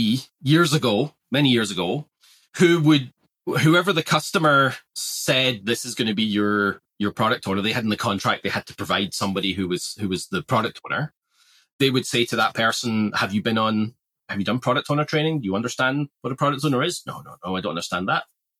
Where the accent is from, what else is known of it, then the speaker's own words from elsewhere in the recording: Australia; we're all Australian here. We can be a bit blunt, right?